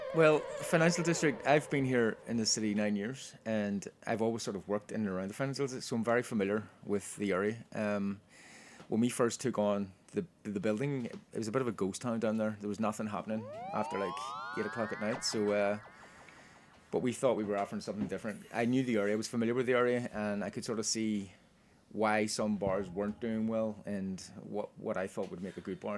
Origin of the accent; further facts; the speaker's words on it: Ireland; now in New York, United States; we're Irish